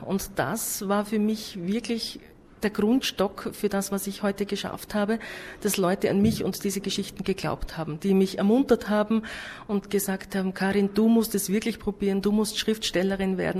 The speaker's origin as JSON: {"language": "German", "country": "Austria", "said": "bei uns in Österreich"}